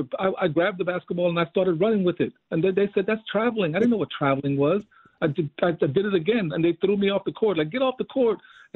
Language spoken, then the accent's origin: English; Panama; now in United States; growing up in Panama in the 60s, as far as that's concerned, all my family in Panama, my grandmother and her 7 kids were moving up into the United States from 1959 on.